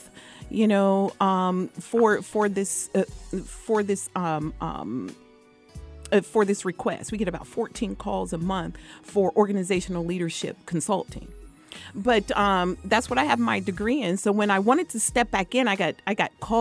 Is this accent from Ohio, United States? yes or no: yes; Columbus, Ohio, United States; I'm from Columbus, Ohio.